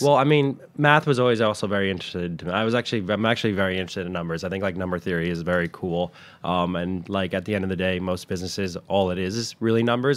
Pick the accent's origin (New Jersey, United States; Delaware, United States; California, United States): New Jersey, United States; Westwood; I grew up in, uh, Westwood, New Jersey